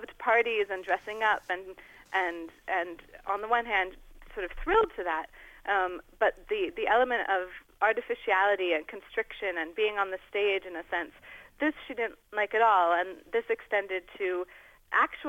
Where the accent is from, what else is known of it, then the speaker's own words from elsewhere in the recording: United States; I'm American